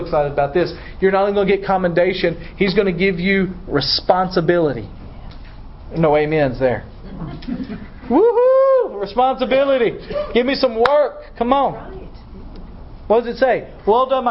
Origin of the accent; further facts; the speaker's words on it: Dyersburg, Tennessee, United States; I'm from Dyersburg